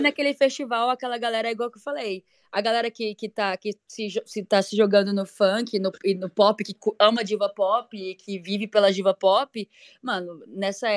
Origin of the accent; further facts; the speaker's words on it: Goiânia, Goiás, Brazil; eu sou de Goiânia